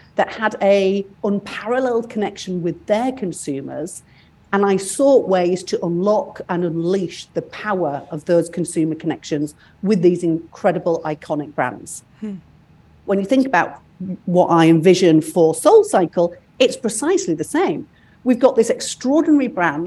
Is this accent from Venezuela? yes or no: no; United Kingdom; moved away; I'm British